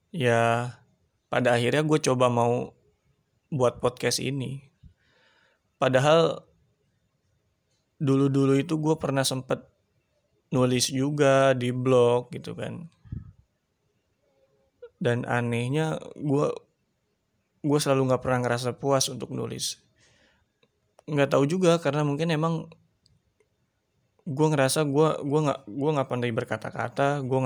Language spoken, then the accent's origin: Indonesian; Tangerang, Banten, Indonesia; also born or lived in Sukabumi; Gue tinggal di daerah Tangerang. Dan gue asli Tangerang, tapi gue dulu pernah sekolah di Sukabumi. Jadi dulu gue SMP di Sukabumi di sana dan di saat gue lulus SMP gue balik lagi sekolah di Tangerang ngelanjutin SMK.